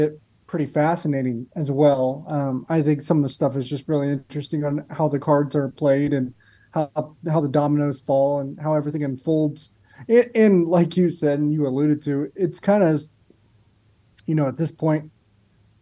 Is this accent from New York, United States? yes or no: no; Ohio, United States; moved away; I'm from Ohio, and I lived like an hour and a half away from, like, the roller coaster capital of the world at Cedar Point in Ohio.